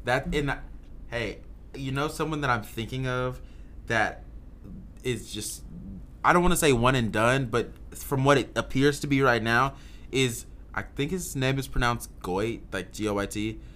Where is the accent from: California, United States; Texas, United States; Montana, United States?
Texas, United States; Houston; moved away; I'm from Houston, Texas. So all my H-Town homies